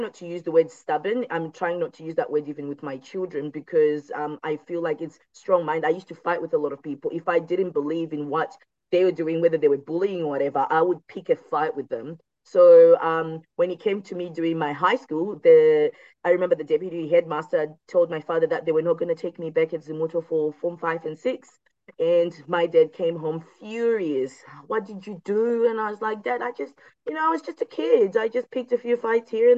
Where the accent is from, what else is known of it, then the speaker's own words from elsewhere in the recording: Shurugwi, Midlands, Zimbabwe; also born or lived in Masvingo; now in Australia; I grew up in a small town called Shirungwi